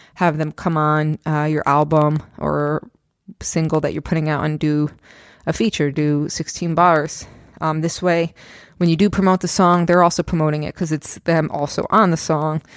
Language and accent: English; Stamford, Connecticut, United States; also born or lived in Queens, New York / Brooklyn, New York; now in New Jersey, United States; I grew up in Stamford, Connecticut, and then I moved out to Queens, then Brooklyn, and um, I lived there for like eight years or so, and then moved out to Jersey